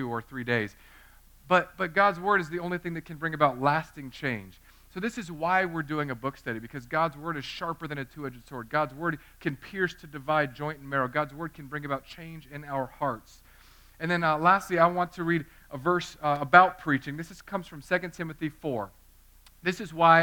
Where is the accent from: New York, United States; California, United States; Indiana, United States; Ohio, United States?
California, United States; Southern; I grew up in Southern California.